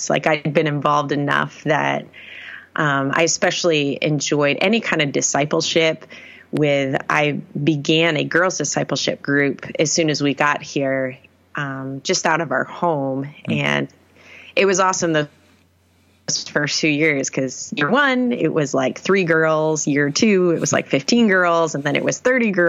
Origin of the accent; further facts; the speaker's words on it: Maine, United States; born there; So I am originally from New England, born in Maine as a pastor's kid.